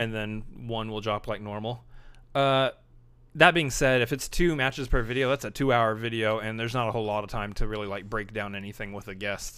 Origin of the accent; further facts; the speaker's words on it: Texas, United States; you also say y'all because we're from Texas